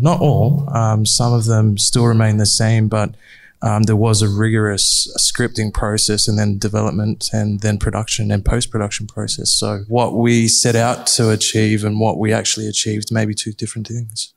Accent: Sydney, New South Wales, Australia; born and bred in Erskineville

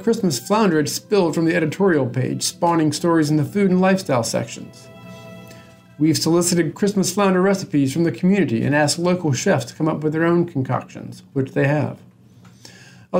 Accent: Wilmington, North Carolina, United States; I grew up in Wilmington in the 80s. I was in junior high and high school here.

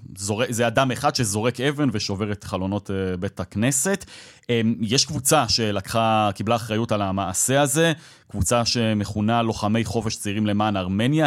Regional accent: Israel; אני כישראלי שהסתובב במדינה הזאת במשך ארבעה ימים

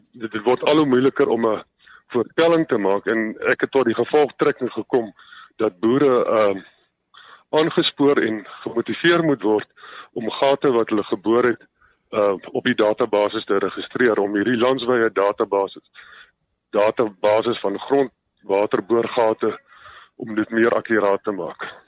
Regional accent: Swartland, Western Cape, South Africa; die Swartland in die in die Weskaap omgewing waar ek vandaan kom

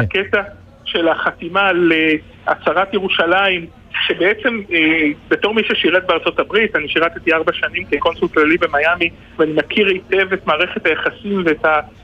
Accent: Israel

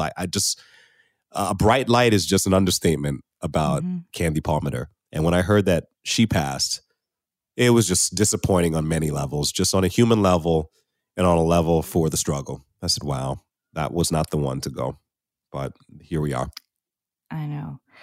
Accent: United States; moved away as an adult; now in Canada; I'm from the United States

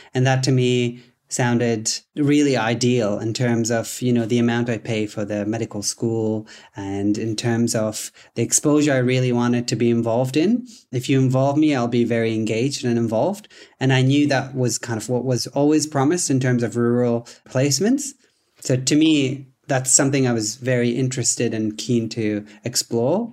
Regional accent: Tanzania; English is a second language; moved away as an adult; also born or lived in Vancouver, Canada; now in Dubbo, Australia; I am originally from Tanzania. That's where I was born and raised until I was eighteen years old.

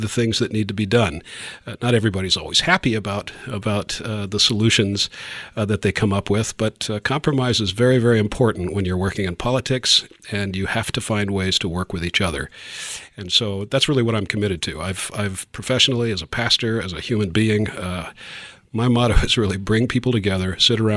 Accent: Topeka, Kansas, United States; I grew up here in Topeka

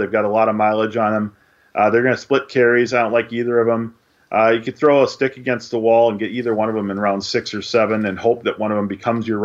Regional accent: Minnesota, United States; As a Minnesotan

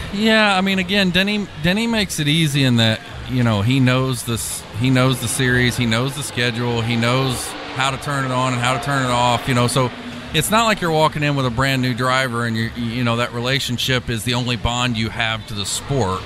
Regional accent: Louisville, Kentucky, United States; moved away; also born or lived in Indianapolis, Indiana / Purdue (Indiana); I'm originally from Louisville, Kentucky

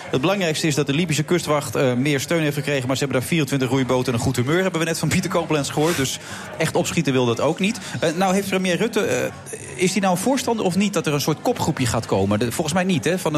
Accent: Leeuwarden, Friesland, Netherlands; ik uit Leeuwarden kom?

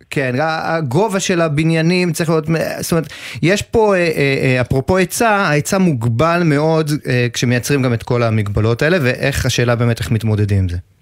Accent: Ashdod, Southern District, Israel; moved away; אני אשדודי במקור

